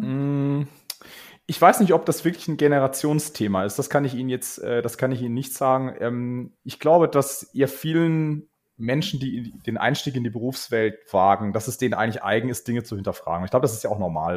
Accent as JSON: {"language": "German", "town": "Karlsruhe", "region": "Baden-Württemberg", "country": "Germany", "tie": "born or raised there", "moved": "as an adult", "lives_now": "Munich, Germany", "said": "ich bin ähm, geboren in Karlsruhe bin dann, äh, habe dort studiert"}